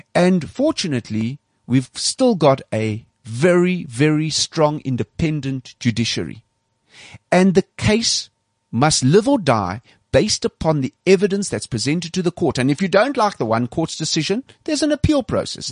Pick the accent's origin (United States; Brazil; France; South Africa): South Africa; I'm a South African. This is my country as much as anybody else